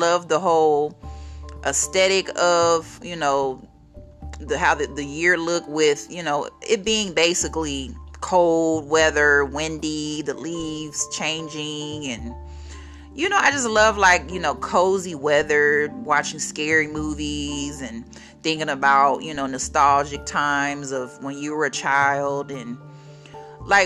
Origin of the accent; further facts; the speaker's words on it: Brookhaven, Mississippi, United States; moved away; visiting Brookhaven, Mississippi, my hometown